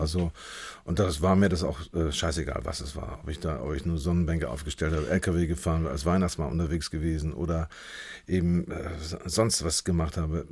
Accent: Hamburg, Germany; als Hamburger

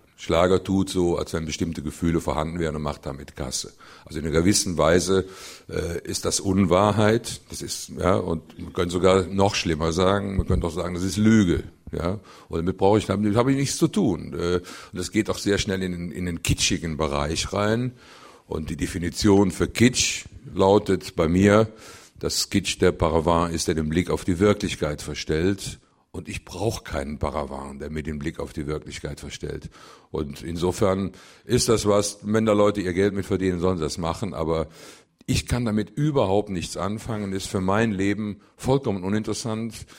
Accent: Cologne, North Rhine-Westphalia, Germany; wo ich geboren bin, in der Südstadt, in Köln, rund um den Klobigplatz

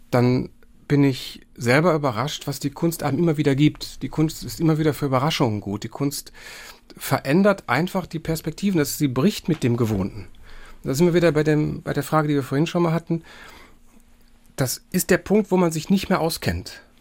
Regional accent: Bochum, North Rhine-Westphalia, Germany; ich bin ja in Bochum aufgewachsen, also in einer Region, die eine gewisse Verwandtschaft mit dem Saarland hat.

